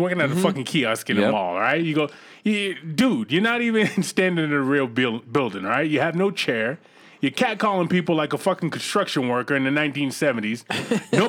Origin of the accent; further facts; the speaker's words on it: Boston, Massachusetts, United States; when I grew up in Boston